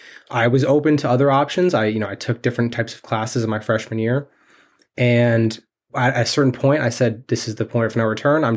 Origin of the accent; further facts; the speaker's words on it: New York, United States; I am from New York, yes.